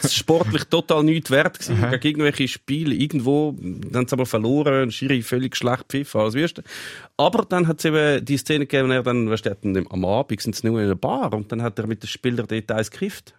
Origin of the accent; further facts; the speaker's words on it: Switzerland; Ich bin in der Schweiz geboren, ich bin in der Schweiz aufgewachsen, ich kann nicht einmal Tschechisch, ich kann wirklich nichts, ich bin einfach Schweizer